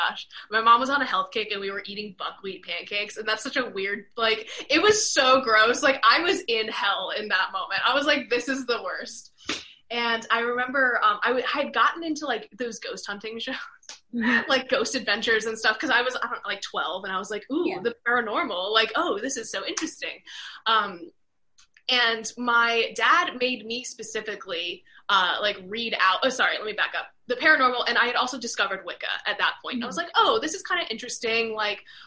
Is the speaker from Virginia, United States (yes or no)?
yes; Virginia, United States; moved away; I'm from Virginia originally